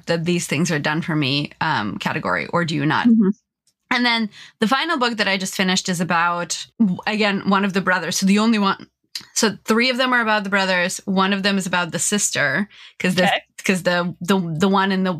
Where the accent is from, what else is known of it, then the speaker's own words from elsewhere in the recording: California, United States; as a Californian